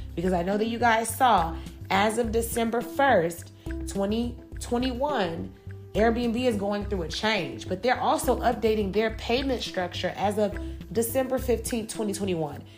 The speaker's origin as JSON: {"language": "English", "town": "Chicago", "region": "Illinois", "country": "United States", "moved": "as an adult", "lives_now": "Georgia, United States", "said": "I'm originally from Chicago, Illinois."}